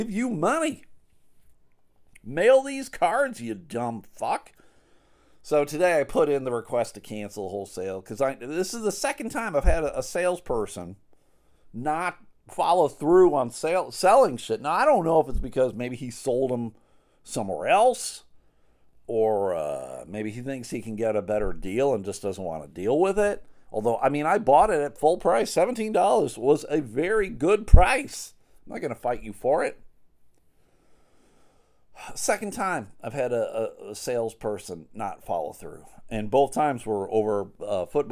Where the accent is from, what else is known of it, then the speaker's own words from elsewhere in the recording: Buffalo, New York, United States; now in West Michigan, United States; We're all expats from Buffalo, still fans of the team, all living here in West Michigan